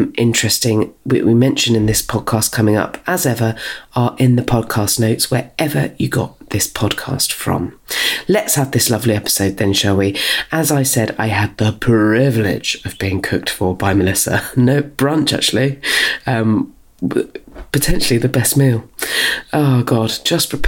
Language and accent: English; Dorset, South West England, United Kingdom; now in South East London, United Kingdom; we're both from Dorset